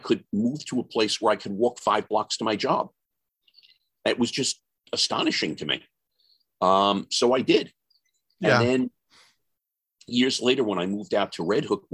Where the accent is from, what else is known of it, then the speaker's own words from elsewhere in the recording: New York City, New York, United States; I was born in Bay Ridge and spent a lot of my growing up years in Bay Ridge.